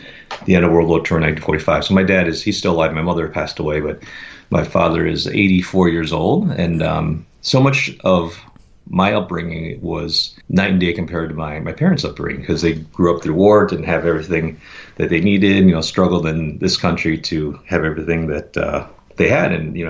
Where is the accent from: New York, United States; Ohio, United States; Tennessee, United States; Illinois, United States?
Illinois, United States; Chicago; now in Seattle, United States; I was born and raised in Chicago, primarily in the Chicago suburb of Glenview. I'm very grateful to have been born there.